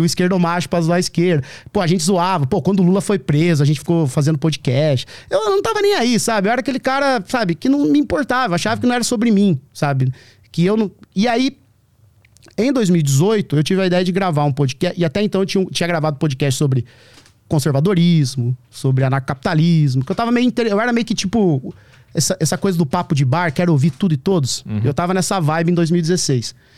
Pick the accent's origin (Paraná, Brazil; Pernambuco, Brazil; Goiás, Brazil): Paraná, Brazil; small town in the interior of; now in São Paulo, Brazil; É uma cidade do interior do Paraná, 3.500 habitantes, sabe? Cresci, a minha, passei a minha infância lá.